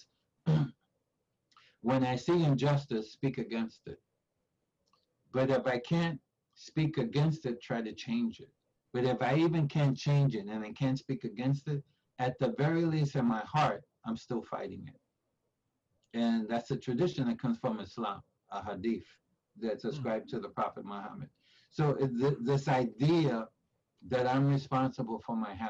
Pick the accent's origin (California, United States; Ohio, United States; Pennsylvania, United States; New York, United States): New York, United States; New York City; I grew up in Spanish Harlem at Barrio, and in this 1952 born, so in the 50s, 60s, in East Harlem